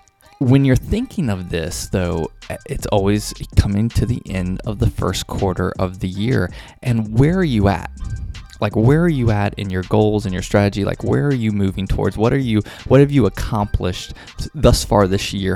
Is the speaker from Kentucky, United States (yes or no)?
yes; Kentucky, United States; I grew up in the Midwest in Kentucky, big UK fan